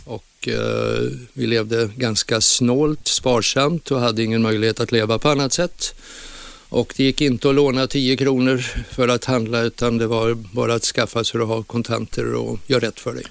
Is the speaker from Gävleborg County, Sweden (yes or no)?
yes; Gävle, Gävleborg County, Sweden; born or raised there